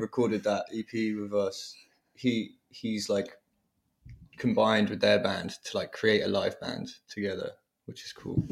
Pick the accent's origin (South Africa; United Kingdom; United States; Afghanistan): United Kingdom; Devon, South West England; Devon in the West Country